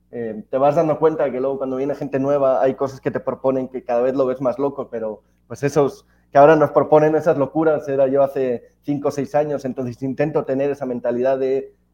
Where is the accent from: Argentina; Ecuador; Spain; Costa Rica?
Spain; Alicante, Valencian Community; moved away as an adult; now in Mexico; soy español, ya más mexicano que, alicantino, que español. Llevo ya 11 años en México, mujer mexicana